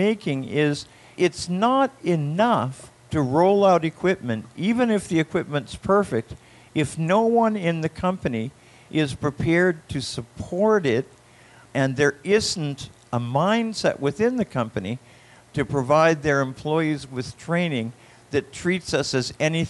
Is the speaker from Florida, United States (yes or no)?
yes; Florida, United States; I'm also from Florida.